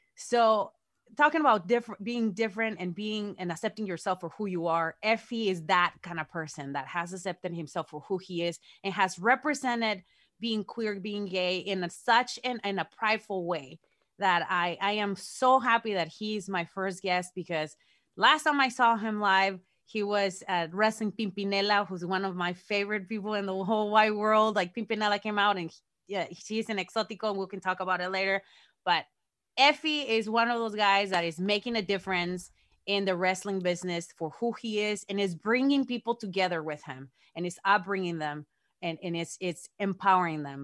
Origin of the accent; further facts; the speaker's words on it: Mexico; moved away; me growing up in Mexico with exoticos